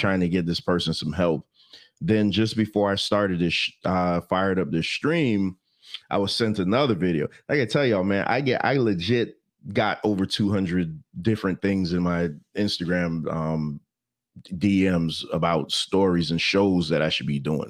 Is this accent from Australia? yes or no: no; Jamaica; I'm Jamaican